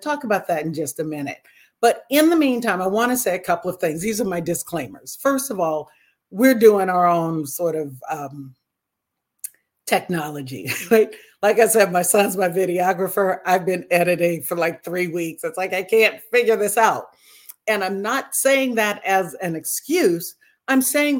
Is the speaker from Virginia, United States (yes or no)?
no; Napa, California, United States; I grew up in the Napa area